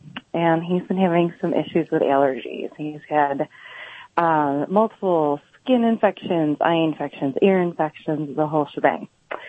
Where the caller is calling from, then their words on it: Buffalo, New York, United States; I am calling from Buffalo, New York.